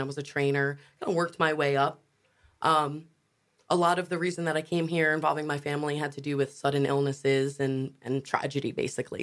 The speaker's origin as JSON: {"language": "English", "region": "New York", "country": "United States", "moved": "yes", "lives_now": "Wilmington, United States", "said": "we're from New York, and when my mom moved down first and she settled moving to North Carolina"}